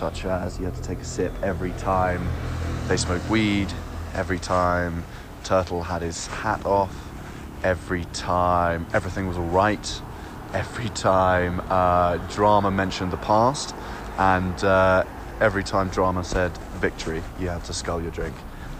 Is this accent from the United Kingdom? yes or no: yes; United Kingdom; now in Colombia; I'm from the UK, but I'm calling from Colombia